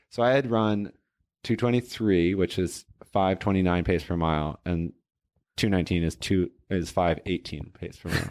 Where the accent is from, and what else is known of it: Portland, Oregon, United States; also born or lived in Boston, Massachusetts / Cambridge, Massachusetts